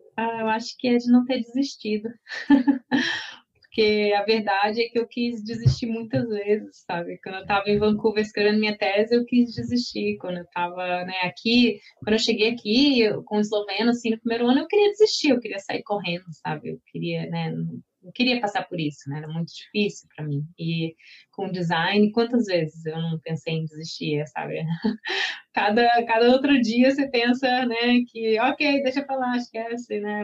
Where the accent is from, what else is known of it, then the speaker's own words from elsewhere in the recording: Brazil; moved away as an adult; now in Slovenia; sendo brasileira